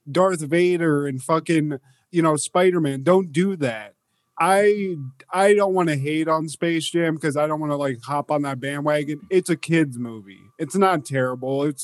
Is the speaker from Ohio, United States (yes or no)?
yes; Ohio, United States; we're from Ohio